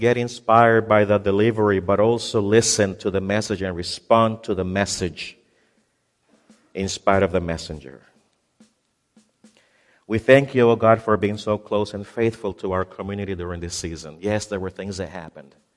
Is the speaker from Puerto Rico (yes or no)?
yes; Puerto Rico; moved away as an adult; also born or lived in Ohio; I moved from Puerto Rico to the mainland to become a resident in the state of Ohio